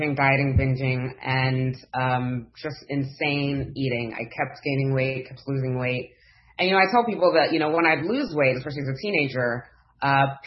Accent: Nigeria; I was born in Nigeria, raised to Nigerian parents who were very Christian

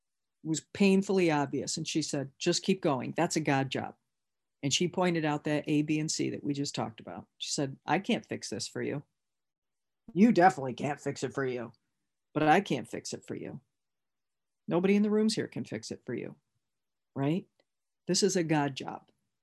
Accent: Michigan, United States; Again, remember, I came from Michigan

